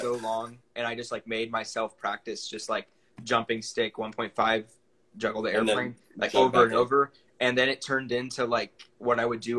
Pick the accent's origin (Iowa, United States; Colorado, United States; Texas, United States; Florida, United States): Texas, United States; I'm from Texas, so sweet tea is like a big thing